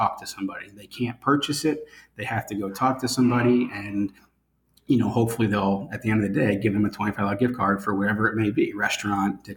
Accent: Pennsylvania, United States; now in Florida, United States; I'm from Pennsylvania originally

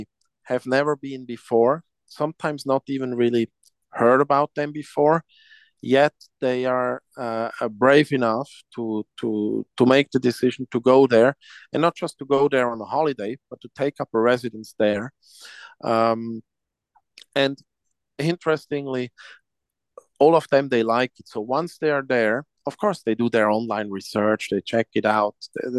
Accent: Switzerland; That's correct.

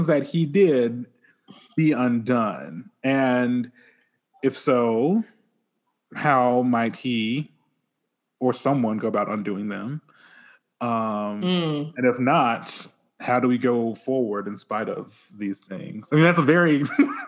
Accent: Bay Minette, Alabama, United States; my hometown of Bay Minette

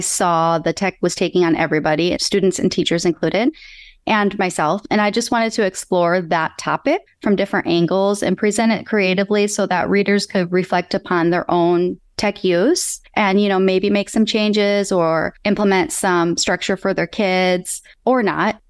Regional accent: Michigan, United States; now in California, United States; I'm originally from Michigan. I live in California now

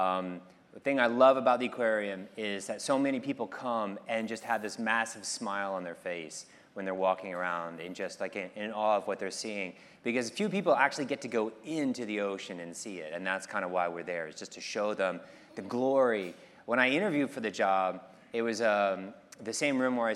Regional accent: D.C., Virginia, United States; now in Pacific Grove, United States; I grew up in Virginia, outside Washington, D.C.

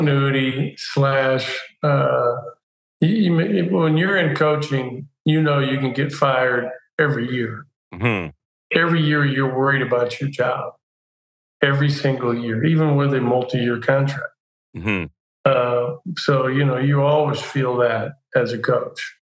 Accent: Santa Barbara, California, United States; also born or lived in Oregon; I was here a total of 12 years at UCSB in my hometown.

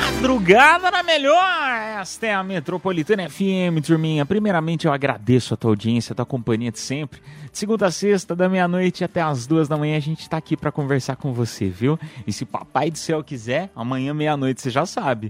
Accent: São Paulo, Brazil; sou do estado de São Paulo, tem um sotaque

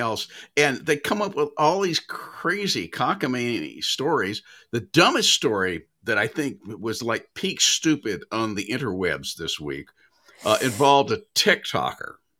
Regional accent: Nashville, Tennessee, United States; moved away; growing up in Nashville

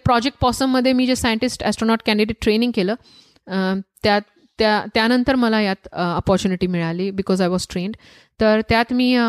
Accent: Jalgaon, Maharashtra, India; moved away; also born or lived in Dhule; माझा जन्म धुळ्यात झाला वडील जळगावात सेटल्ड होते तर जळगावात मी मोठे झाले

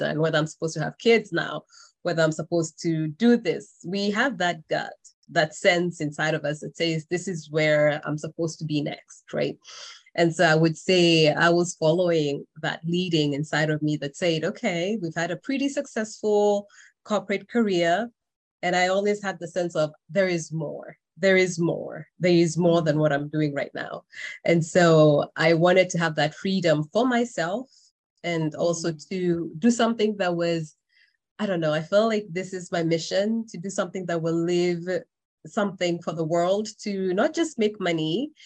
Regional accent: Kenya; moved away as an adult; now in United States; I am originally from Kenya, and I came to the US in 2001

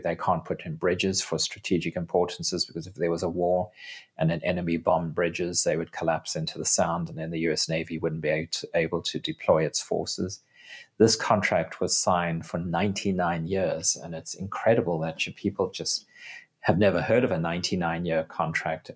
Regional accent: South Africa; my home country of South Africa

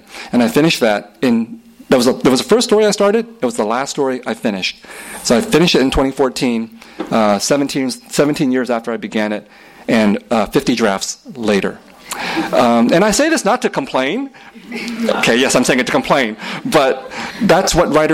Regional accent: San Jose, California, United States; also born or lived in Vietnam; I grew up in San Jose and, you know, in a heavily Vietnamese community

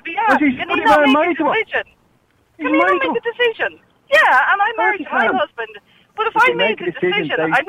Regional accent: Mayo, Connacht, Ireland; also born or lived in Galway; I'm from Mayo, it was never a tradition, never heard of it, and I'm married to my husband in Galway

